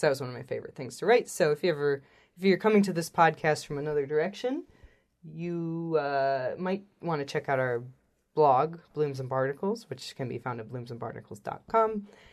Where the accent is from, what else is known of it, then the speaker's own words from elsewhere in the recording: Illinois, United States; moved away as an adult; also born or lived in South Korea / Cambodia / Japan; I grew up in Illinois